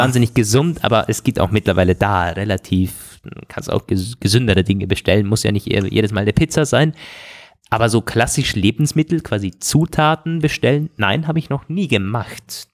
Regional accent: Germany; Bodensee-Region, wo ich herkomme

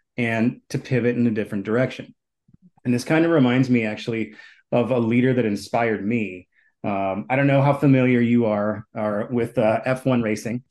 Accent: Minneapolis, Minnesota, United States; I grew up here in Minneapolis

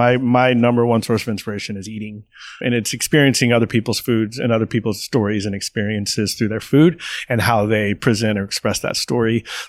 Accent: McAllen, Texas, United States; now in Austin, United States; I was born in McAllen, so it's cool. I get to go home.

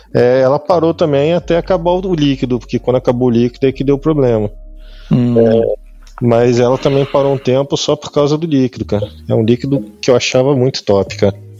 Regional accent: Rio de Janeiro, Brazil; moved away as an adult; also born or lived in São Paulo; now in Lisbon, Portugal; Sou carioca, sou carioca, sou nascido e criado na, no Rio

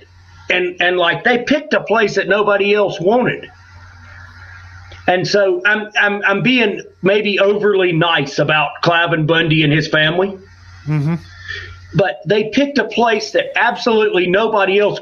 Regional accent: Alabama, United States; moved away; also born or lived in Bitterroot, Montana; growing up in Alabama, we had big gardens

